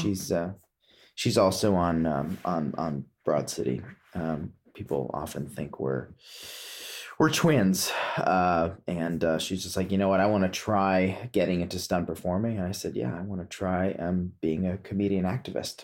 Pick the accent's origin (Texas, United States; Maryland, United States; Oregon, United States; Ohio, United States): Maryland, United States; Potomac; moved away; also born or lived in Woodstock, New York / California; growing up in Potomac, Maryland